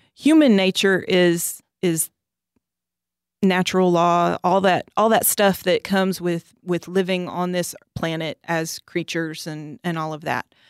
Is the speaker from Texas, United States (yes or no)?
yes; Orange, Texas, United States; moved away as an adult; now in College Station, United States; I grew up in Southeast Texas, Orange, Texas